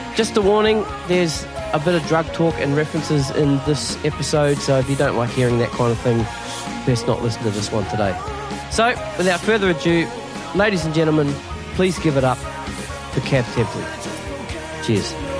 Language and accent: English; New Zealand; now in Sydney, Australia; I'm a New Zealander.